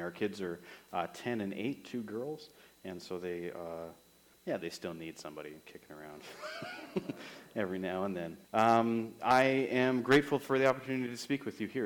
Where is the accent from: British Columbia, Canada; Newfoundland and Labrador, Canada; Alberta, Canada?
British Columbia, Canada; Summerland; moved away as an adult; also born or lived in Regina, Saskatchewan / Kamloops / Moose Jaw, Saskatchewan / Estevan, Saskatchewan; I am from Summerland, is where I grew up.